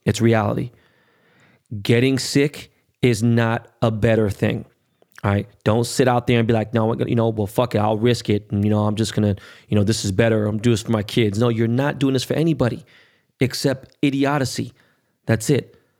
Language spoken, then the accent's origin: English; United States; I'm American more than anything, right? But I, obviously, I know what, you know, my heritage and, and, and where my family's from. They're from Korea